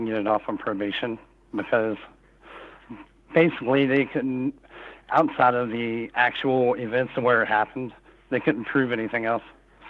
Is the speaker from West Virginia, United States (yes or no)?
yes; West Virginia, United States; I am from West Virginia.